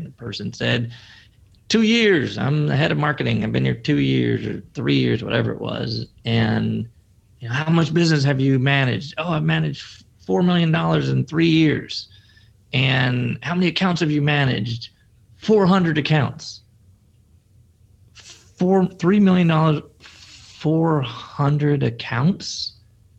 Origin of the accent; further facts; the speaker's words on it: Chicago, Illinois, United States; I come from the Windy City, Chicago